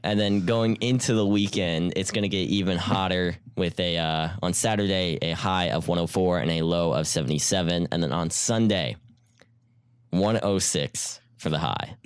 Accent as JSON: {"language": "English", "town": "Houston", "region": "Texas", "country": "United States", "said": "I'm from Houston"}